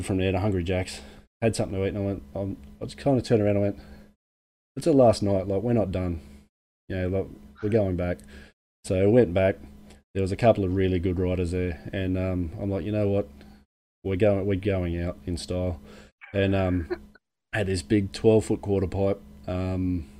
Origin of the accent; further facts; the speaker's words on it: Penrith, New South Wales, Australia; moved away; I'm from Penrith originally.